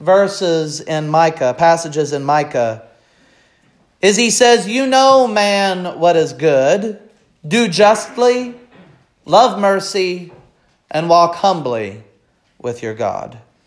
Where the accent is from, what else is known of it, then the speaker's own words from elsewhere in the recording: Missouri, United States; I have a tendency to affectionately refer to Missouri as my home state, with no offense to Illinois. That's just what I've always looked at as my home state.